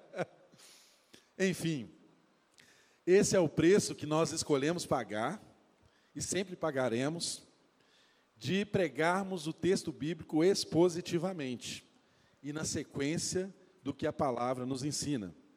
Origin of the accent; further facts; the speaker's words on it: Brazil; Eu e você que somos brasileiros